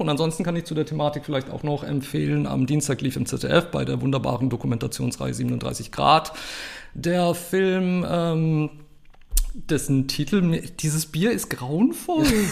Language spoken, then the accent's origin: German; Germany; dann war ich so als Deutscher der bunte Hund